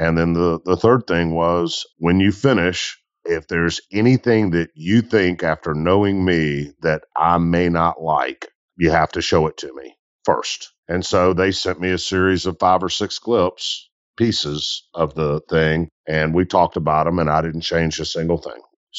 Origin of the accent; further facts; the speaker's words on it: Mississippi Delta, United States; I am from the Delta South, where cotton is king